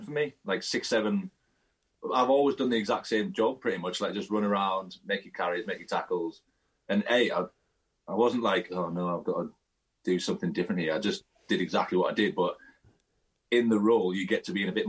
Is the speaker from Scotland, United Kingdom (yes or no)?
no; Carlisle, North West England, United Kingdom; accent: Cumbrian; also born or lived in Stirling; Not from Carlisle. I was raised in Carlisle. I was born in Stirling. And then when I was like 2, 3, moved to Carlisle.